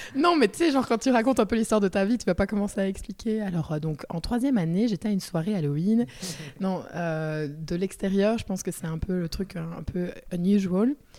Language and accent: French; Liège, Wallonia, Belgium; accent: Liège; je suis de Liège. Euh, j'espère que ça ne s'entendra pas, même si j'adore l'accent